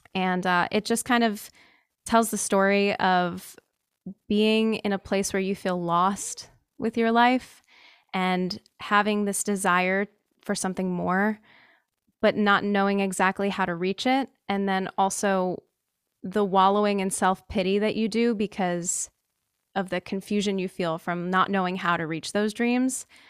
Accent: New Jersey, United States; I'm from New Jersey

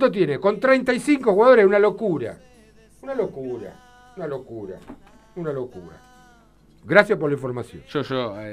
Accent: Berisso, Buenos Aires Province, Argentina; moved away as an adult; yo nací en Berizo, viví hasta los 24 años en Berizo, conozco desde la los que eran antes de filiales, eh, antes de ser filiales eran agrupaciones, conozco esa masa hermosa de Berizo

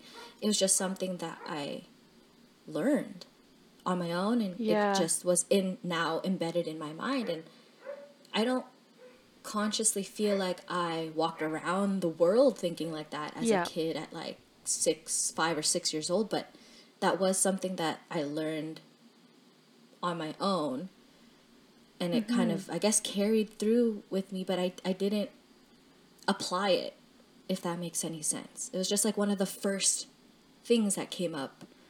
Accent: Philippines; I knew I was Filipino because, well, I knew I came from the Philippines because my parents came from the Philippines.

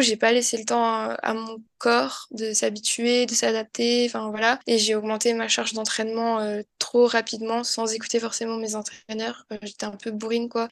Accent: south of France, France; je suis originaire du sud de la France

